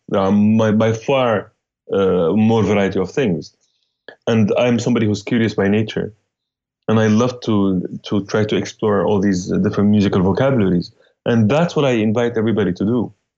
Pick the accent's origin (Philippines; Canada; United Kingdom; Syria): Syria; Damascus, Damascus Governorate; moved away as an adult; now in New York City, United States; I'm from Damascus, Syria. Uh, lived uh, most of my life there. Moved to New York, 2001